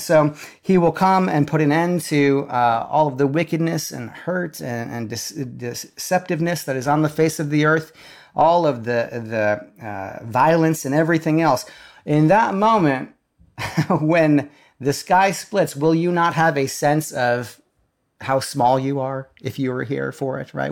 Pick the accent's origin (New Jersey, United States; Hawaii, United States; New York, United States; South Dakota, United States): South Dakota, United States; now in Nashville, United States; we grew up in South Dakota